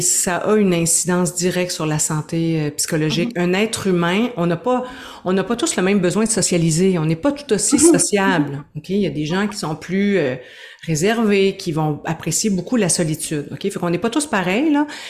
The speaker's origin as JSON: {"language": "French", "area": "Gaspésie", "region": "Quebec", "country": "Canada", "moved": "yes", "lives_now": "Quebec City, Canada", "said": "je suis une Gaspésienne exilée à Québec"}